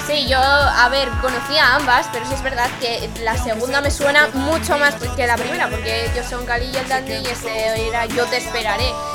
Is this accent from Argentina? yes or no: no; Asturias, Spain; yo soy de Asturias